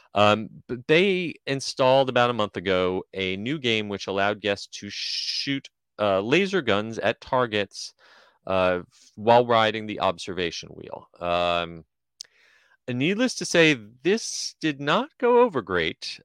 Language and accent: English; New Jersey, United States; my day growing up in New Jersey